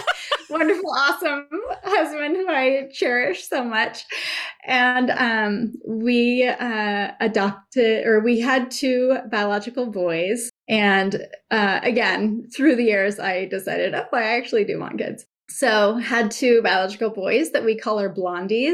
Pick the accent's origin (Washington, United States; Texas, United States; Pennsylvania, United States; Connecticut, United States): Washington, United States; Seattle; also born or lived in California / Guatemala; born in California, spent most of my growing up in Seattle, spent my middle school years in Guatemala in the 90s